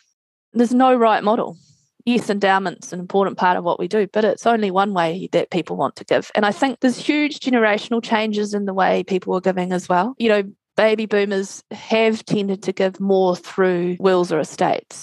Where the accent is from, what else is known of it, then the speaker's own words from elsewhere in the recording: Christchurch, Canterbury, New Zealand; we're both from Christchurch.